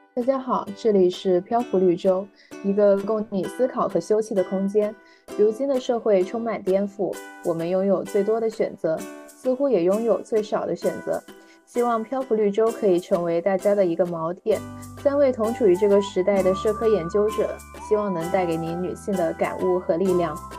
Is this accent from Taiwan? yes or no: no; Guangdong, China; 我是广东人